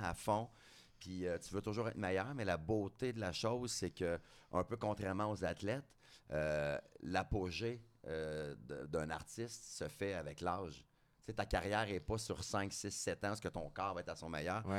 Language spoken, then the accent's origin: French; Drummondville, Quebec, Canada; je viens de Drummondville